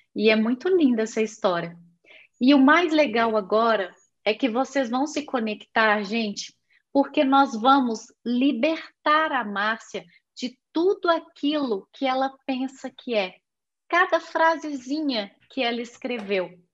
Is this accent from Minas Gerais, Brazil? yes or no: yes; Belo Horizonte, Minas Gerais, Brazil; Eu fui nascida na cidade de Belo Horizonte, estado de Minas Gerais